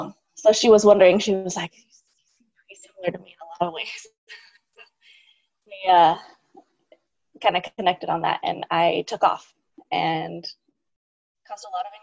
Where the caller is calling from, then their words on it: Los Angeles, California, United States; I'm calling in from Los Angeles, California